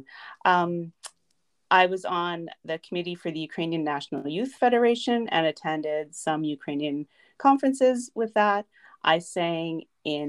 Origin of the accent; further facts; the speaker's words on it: Saskatoon, Saskatchewan, Canada; moved away as an adult; I was born in Saskatoon. I lived there till I was about 20